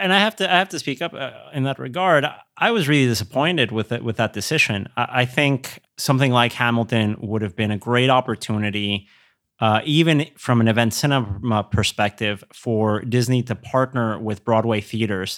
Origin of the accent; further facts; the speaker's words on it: Querétaro, Mexico; moved away; We're from Querétaro, which is three hours north of Mexico City